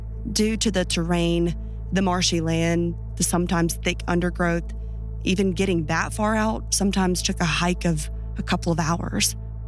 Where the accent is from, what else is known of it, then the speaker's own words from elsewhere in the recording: Louisiana, United States; I often sit and think of my time growing up outside of New Orleans. Living in a place of such diversity, both human and natural, is bound to create experiences that are unforgettable.